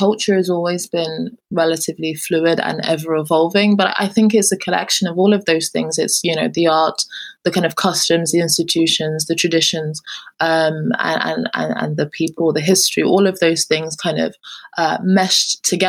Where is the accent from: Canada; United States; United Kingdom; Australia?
United Kingdom; England; I often consider myself as a British Nigerian or a British person, even though I'm obviously born, raised and live in England.